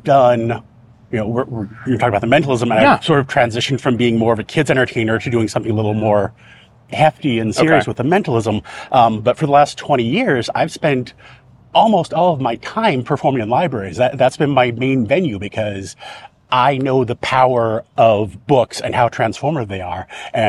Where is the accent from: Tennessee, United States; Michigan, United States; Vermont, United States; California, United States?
California, United States; I've lived in Orange County all of my entire life.